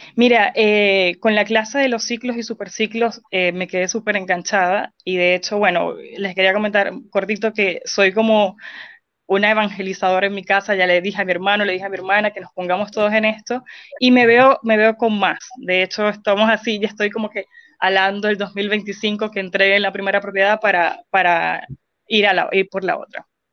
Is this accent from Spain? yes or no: no; Venezuela; moved away as an adult; now in Chile; soy venezolana, tengo poco más de 5 años acá en Chile